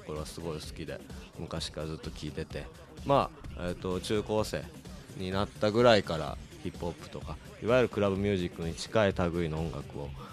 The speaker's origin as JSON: {"language": "Japanese", "town": "Kawasaki", "region": "Kanagawa", "country": "Japan", "tie": "born or raised there", "said": "出身が川崎なんですけど"}